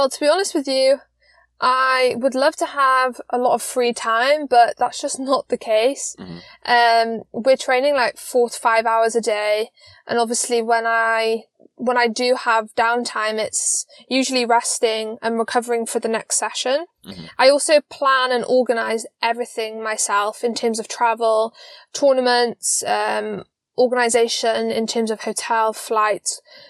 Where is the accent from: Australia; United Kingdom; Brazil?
United Kingdom; Wales; moved away as an adult; now in Poland; Like you say, I'm from Wales, from the UK, and basically around COVID times, my coach was offered the job as Polish national coach. And I then therefore had to move to Poland.